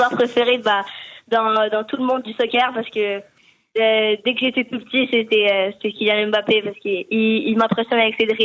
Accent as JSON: {"language": "French", "country": "France", "said": "je suis français"}